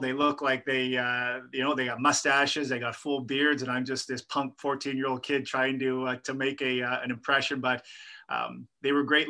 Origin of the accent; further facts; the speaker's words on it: Winnipeg, Manitoba, Canada; moved away as an adult; also born or lived in Thompson, Manitoba / Selkirk, Manitoba; Yeah, I was born in Thompson, Manitoba. My dad worked, there's a nickel mine up in Thompson, Manitoba. My dad worked there. My parents came from Belfast, Northern Ireland to Canada in the late 60s.